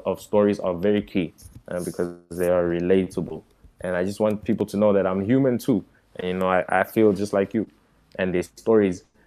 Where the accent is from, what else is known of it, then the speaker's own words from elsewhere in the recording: South Africa; also born or lived in Democratic Republic of the Congo; a Congolese kid growing up in South Africa